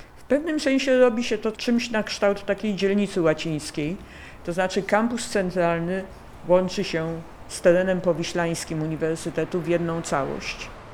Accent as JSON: {"language": "Polish", "town": "Warsaw", "region": "Masovian Voivodeship", "country": "Poland", "tie": "born or raised there", "said": "Ja jestem warszawianką z dziada pradziada i pamiętam wycieczki po Warszawie z moją babcią"}